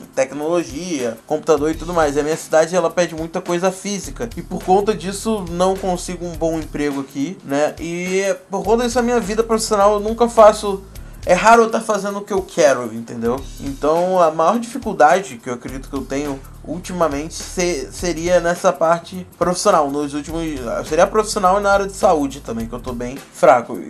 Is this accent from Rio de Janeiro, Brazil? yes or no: yes; Nova Friburgo, Rio de Janeiro, Brazil; falo da cidade do Rio de Janeiro, de Novo Friburgo